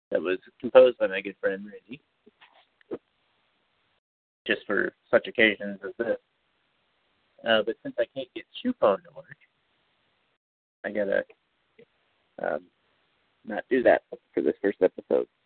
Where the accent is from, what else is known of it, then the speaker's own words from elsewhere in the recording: Kansas City, United States; I'm from Kansas City.